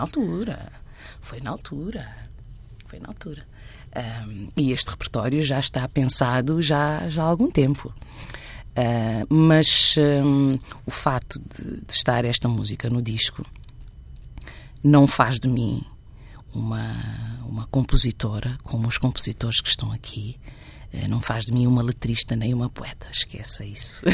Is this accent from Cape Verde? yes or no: yes; Santiago, Cape Verde; also born or lived in Guinea-Bissau / Boa Vista, Cape Verde; now in Barreiro, Portugal; sinto-me em casa em Santiago, onde cresci